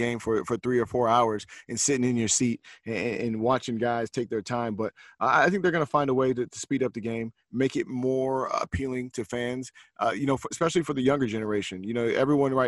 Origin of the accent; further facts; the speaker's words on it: West Coast, United States; moved away; also born or lived in New York; me growing up on the West Coast